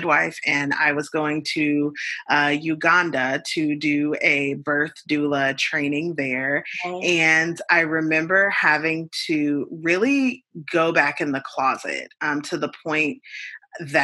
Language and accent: English; United States; as an American